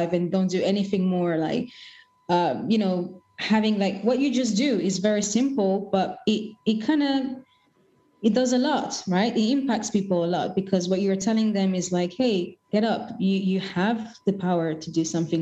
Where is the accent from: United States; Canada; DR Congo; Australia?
DR Congo; Kinshasa; moved away; I'm originally from Congo Kinshasa, and our Independence Day is on the 13th of June